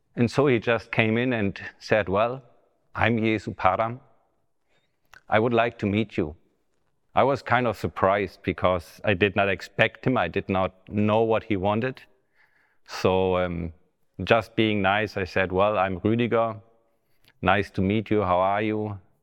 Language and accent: English; Germany; English is a second language; right now we are in the Bethany Revival Center in Bramstedt, which is close to my hometown